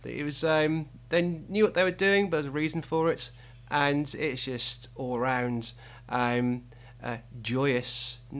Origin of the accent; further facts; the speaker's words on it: Wolverhampton, West Midlands, United Kingdom; When I was about 15, growing up in Wolverhampton, it wasn't the most cosmopolitan of places